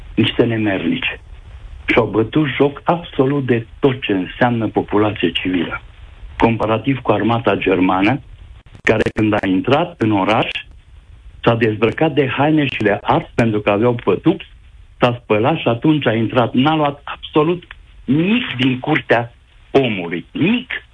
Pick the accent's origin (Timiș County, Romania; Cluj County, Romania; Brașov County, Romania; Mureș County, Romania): Mureș County, Romania; Reghin; Eu sunt ardelean. Uh, am fost crescut de copil. Eu sunt din Reghin, de județul Mureș